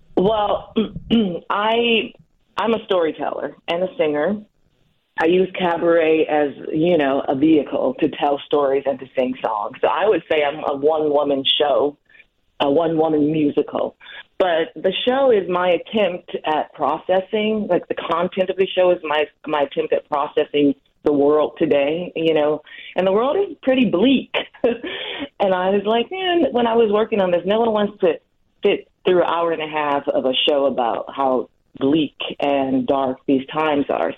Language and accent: English; Milwaukee, Wisconsin, United States; I was born in Milwaukee too.